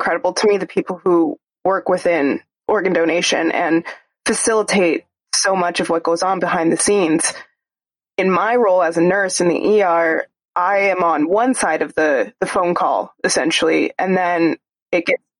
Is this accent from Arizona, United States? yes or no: yes; Arizona, United States; my home state of Arizona.